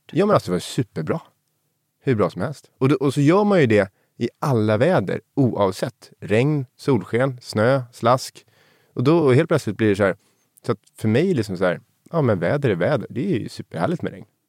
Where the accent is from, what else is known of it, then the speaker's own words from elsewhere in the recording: Sundbyberg, Stockholm County, Sweden; Jag är uppvuxen i, i Ursvik i Sundbyberg